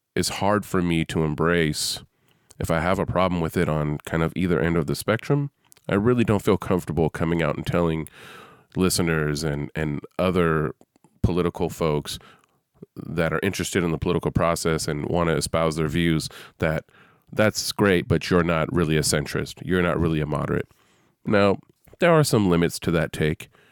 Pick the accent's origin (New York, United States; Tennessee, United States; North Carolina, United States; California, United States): California, United States; San Francisco Bay Area; I'm from the San Francisco Bay Area